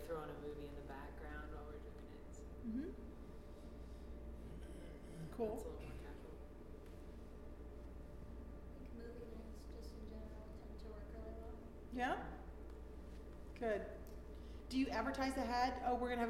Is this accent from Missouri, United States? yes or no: no; Florida, United States; moved away as an adult; now in Germany; I was raised in Florida